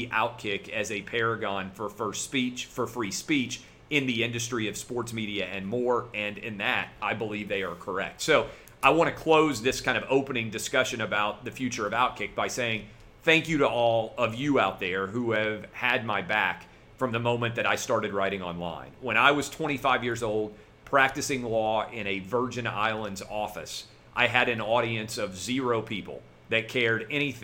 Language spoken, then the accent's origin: English; Nashville, Tennessee, United States; growing up in Nashville my whole life. I went to K through 12 public school in the city of Nashville